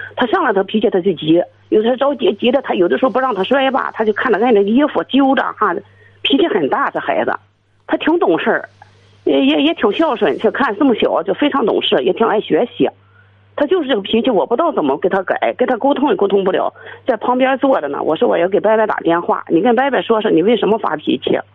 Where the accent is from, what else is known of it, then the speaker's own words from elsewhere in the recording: Qingdao, Shandong, China; now in Jinan, China; 我是城市，我是青岛的